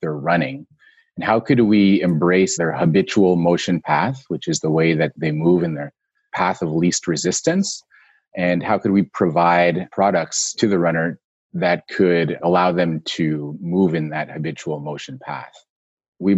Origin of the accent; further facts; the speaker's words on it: Montreal, Quebec, Canada; I was in Canada. I'm from Montreal. So I was in Montreal at the time.